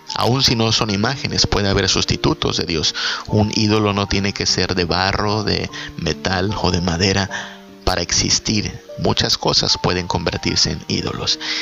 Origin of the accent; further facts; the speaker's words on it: Mexico; el presidente de mi país, el presidente de México